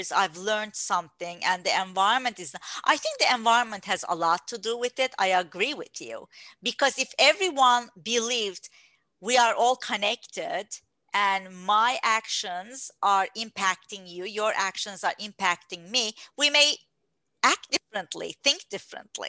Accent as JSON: {"language": "English", "country": "Turkey", "tie": "born or raised there", "moved": "yes", "said": "I was born in Turkey"}